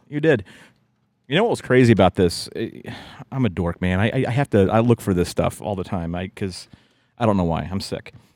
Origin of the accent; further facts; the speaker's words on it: West Virginia, United States; growing up in West Virginia